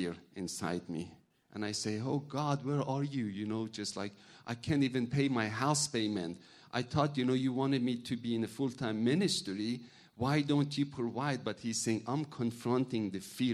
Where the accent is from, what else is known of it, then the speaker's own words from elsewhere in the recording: Iran; English is a second language; now in United States; I'm from a Muslim background. I'm from Iran.